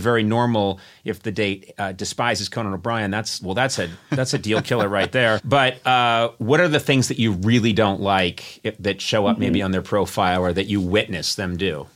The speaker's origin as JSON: {"language": "English", "region": "Massachusetts", "country": "United States", "said": "I come from Massachusetts"}